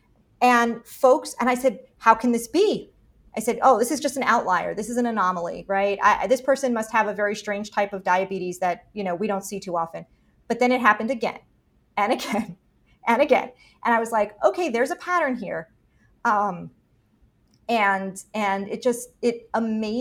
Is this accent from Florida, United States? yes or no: yes; Miami, Florida, United States; I'm from Miami.